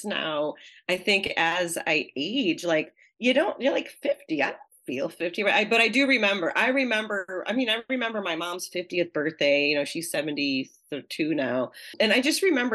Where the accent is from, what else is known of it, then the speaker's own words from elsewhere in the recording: Pittsfield, Massachusetts, United States; my hometown of Pittsfield, Massachusetts